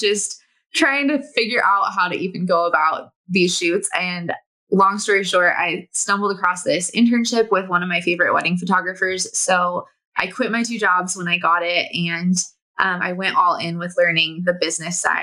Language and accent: English; Southern California, United States; moved away as an adult; now in Bend, United States; I was born and raised in Southern California